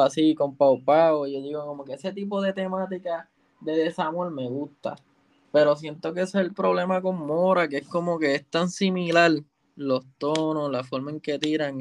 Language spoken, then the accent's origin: Spanish; Puerto Rico; yo soy de Calle y el estudio está en Santurce